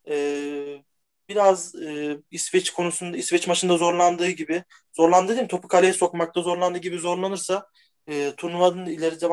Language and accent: Turkish; Turkey; Ya ben aslen e, Türk değil Macar asıllı diye bir şey yapım. Türk'üm.